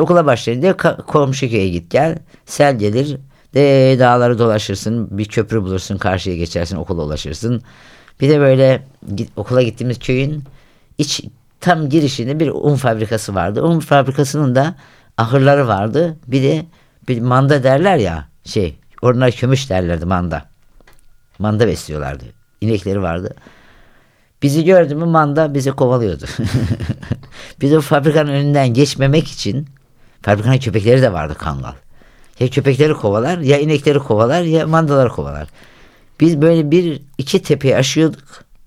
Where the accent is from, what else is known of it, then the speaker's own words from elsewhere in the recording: Havza, Samsun, Turkey; Ben köy çocuğuyum. Yani ilk yani köyde doğdum, köyde büyüdüm